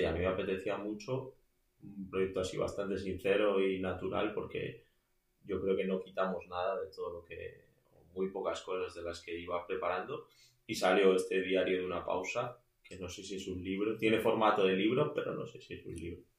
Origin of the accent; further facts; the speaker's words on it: Madrid, Community of Madrid, Spain; also born or lived in A Coruña / Burgos; vengo de Madrid, aunque en todas mis biografías pone que nací en La Coruña, que es cierto